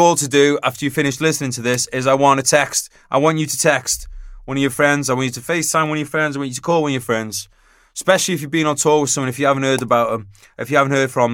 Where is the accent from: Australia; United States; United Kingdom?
United Kingdom; I'm British